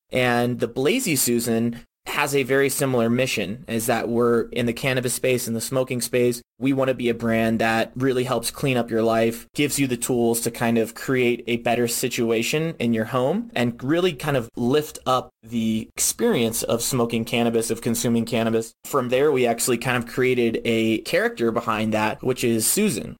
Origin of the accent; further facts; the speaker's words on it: Virginia, United States; I'm originally from Virginia